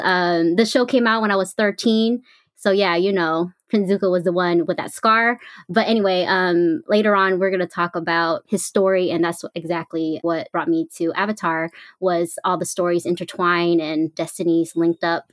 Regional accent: Bay Area, California, United States; I'm from the Bay Area

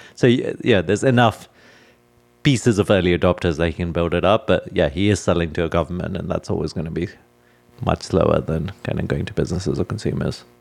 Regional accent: California, United States; as a Californian

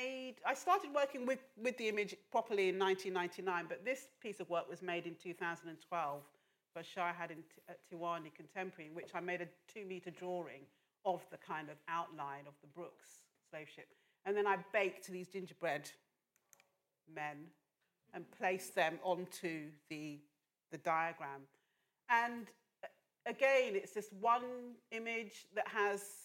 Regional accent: London, United Kingdom; also born or lived in Lagos, Nigeria; I grew up in Northwest London, having been born in Lagos in Nigeria. I grew up in Northwest London from the age of six

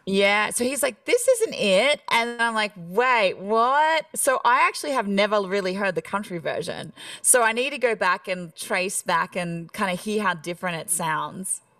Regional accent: Australia; accent: Australian; moved away as an adult; now in Nashville, United States; I'm country Australian

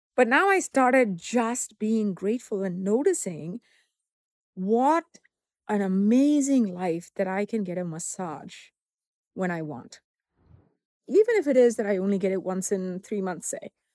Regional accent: southern India, India; moved away; growing up in Southern India back in the seventies and eighties

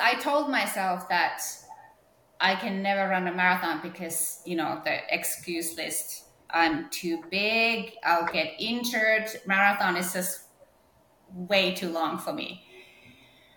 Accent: northern Finland, Finland; moved away as an adult; also born or lived in Norway; I was growing up in North Finland.

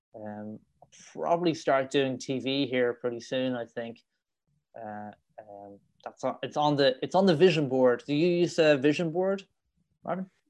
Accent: Dublin, Leinster, Ireland; accent: Irish; moved away as an adult; now in Madrid, Spain; growing up in Ireland. It was quite it was quite a rough upbringing in Dublin.

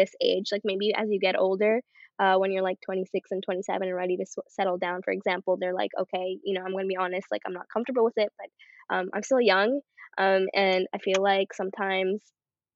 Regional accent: Canada; I'm Canadian

